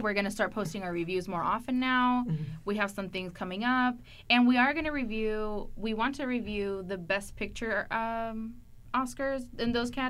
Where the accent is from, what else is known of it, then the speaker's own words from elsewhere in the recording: Chile; I'm from Chile. We're Hispanic.